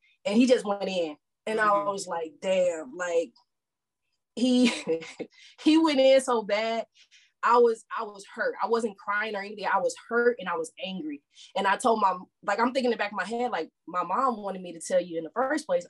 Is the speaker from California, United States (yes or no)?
no; St. Louis, Missouri, United States; moved away as an adult; also born or lived in Houston, Texas; now in Texas, United States; I grew up in St. Louis, Missouri, but I moved here to Texas to go to college.